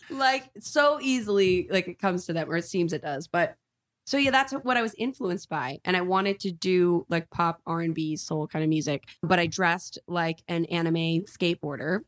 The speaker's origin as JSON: {"language": "English", "town": "Lewisville", "region": "Texas", "country": "United States", "tie": "born or raised there", "also_born_or_lived": "Dallas, Texas", "moved": "yes", "lives_now": "Los Angeles, United States", "said": "this acting school in my hometown"}